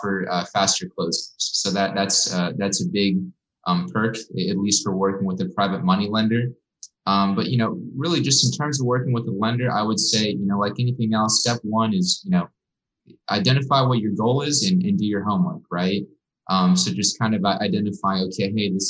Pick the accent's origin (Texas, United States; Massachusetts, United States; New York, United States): Texas, United States; Corpus Christi; now in Austin, United States; I'm from Corpus Christi